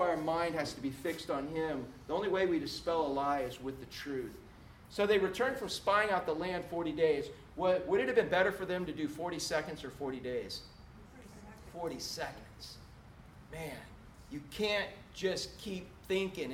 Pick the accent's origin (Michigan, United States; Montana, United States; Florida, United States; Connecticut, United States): Florida, United States; Orlando; the big palmetto bugs we grew up with in Orlando